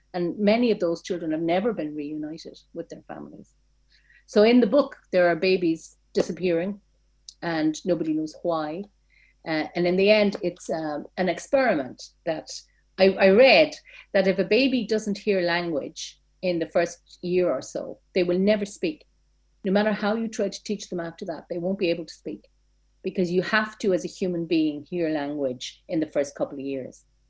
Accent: Ireland; I never left my hometown

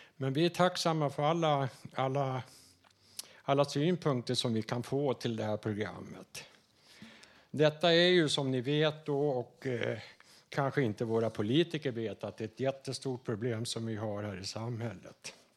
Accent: Dalarna County, Sweden; accent: Dalarna; now in Stockholm, Sweden; jag kommer från norra Dalarna

